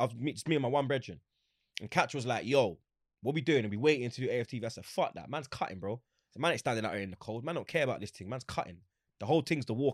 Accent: London, United Kingdom; I'm from Graham Park

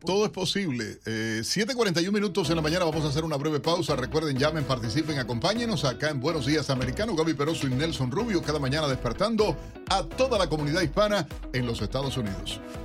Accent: Cuba; moved away; como cubano también, aunque salí de la isla hace tantísimos

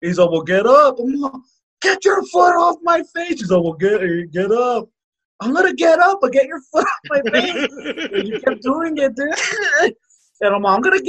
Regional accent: Texas, United States; I'm a Texan

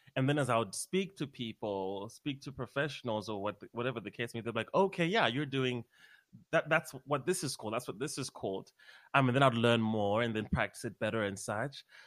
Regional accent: Harare, Zimbabwe; moved away as an adult; now in United States; I'm from Harare, Zimbabwe um, Southern Africa

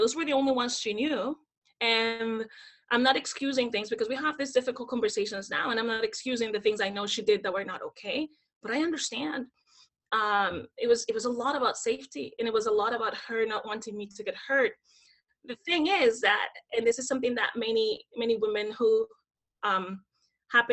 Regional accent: Dominican Republic; moved away; I grew up in the Dominican Republic, born and raised.

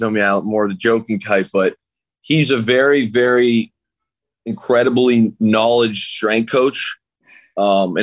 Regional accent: Canada; moved away as an adult; now in Seattle, United States; my hometown is in like stay at home order, like handing out tickets if you walk outside.

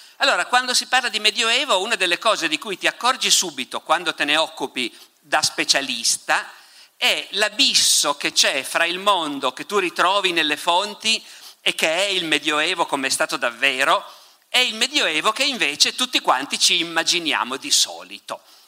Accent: Piedmont, Italy; sono dalle mie parti questi, in Piemonte

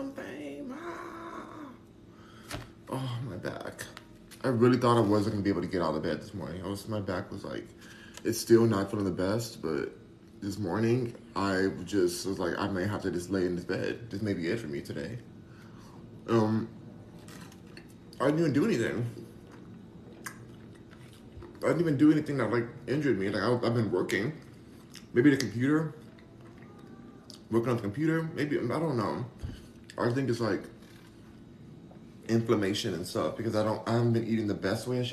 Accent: Los Angeles, California, United States; I'm from Hollywood, I'm from Los Angeles

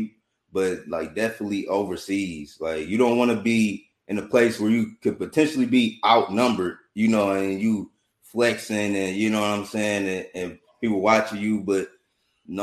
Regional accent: Detroit, Michigan, United States; I'm from Detroit

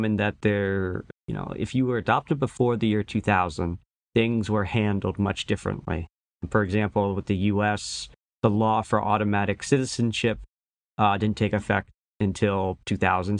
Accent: Bedford, New Hampshire, United States; the town I grew up in New Hampshire, Bedford.

